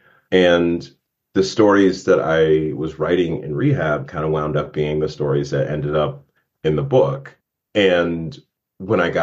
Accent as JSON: {"language": "English", "town": "Warren", "region": "Ohio", "country": "United States", "tie": "born or raised there", "moved": "yes", "said": "Raceville, Ohio, which is where I spent my youth"}